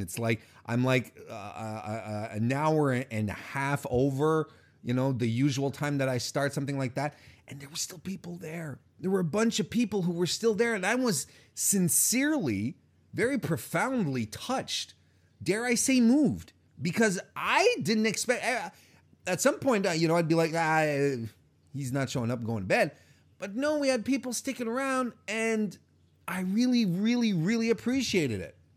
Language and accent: English; Canada; I'm Canadian